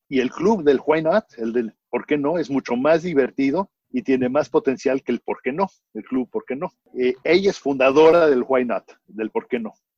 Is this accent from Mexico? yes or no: yes; Mexico; moved away as an adult; now in Houston, United States; yo me crié en México este, y vine en el 78 a, a ir a la Universidad de Houston